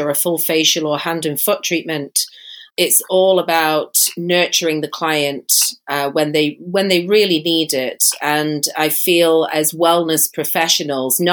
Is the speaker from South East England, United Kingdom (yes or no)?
no; Manchester, North West England, United Kingdom; moved away as an adult; now in San Diego, United States; I'm not from America, and I don't live in Mexico, but I was born in Manchester, England.